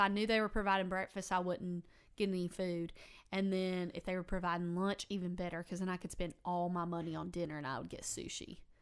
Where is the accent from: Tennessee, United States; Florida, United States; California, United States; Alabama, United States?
Alabama, United States; Fairhope; I grew up in Fairhope.